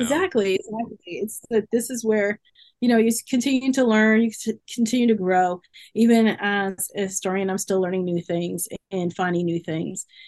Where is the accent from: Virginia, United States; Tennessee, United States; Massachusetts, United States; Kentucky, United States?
Massachusetts, United States; moved away as an adult; also born or lived in South Carolina; I grew up in Massachusetts